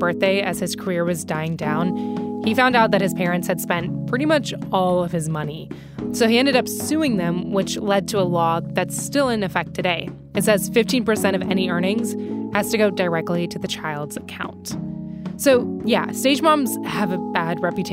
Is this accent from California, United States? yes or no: no; North Carolina, United States; I grew up in North Carolina